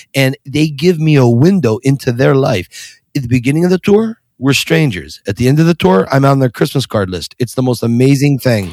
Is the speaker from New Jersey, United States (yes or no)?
no; Scranton, Pennsylvania, United States; also born or lived in Harrisburg, Pennsylvania; now in Philadelphia, United States; I was born and raised in Scranton, Pennsylvania. Lived there uh, for until I was about 35